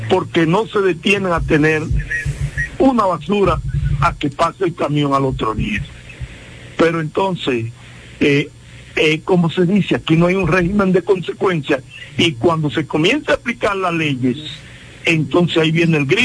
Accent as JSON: {"language": "Spanish", "country": "Dominican Republic", "said": "nosotros como dominicanos"}